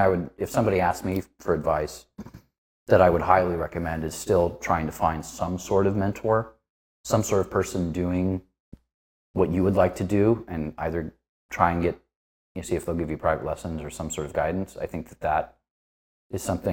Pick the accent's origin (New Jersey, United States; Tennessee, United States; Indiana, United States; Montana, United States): Indiana, United States; Northeast; moved away as an adult; also born or lived in Chicago area, Illinois; now in Los Angeles, United States; I grew up in Northeast Indiana